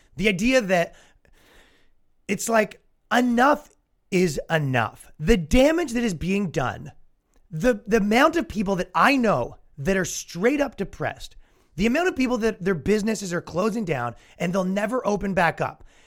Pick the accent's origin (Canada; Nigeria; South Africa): Canada; accent: Canadian; now in United States; I am mocked as a Canadian, constantly mocked for my accent.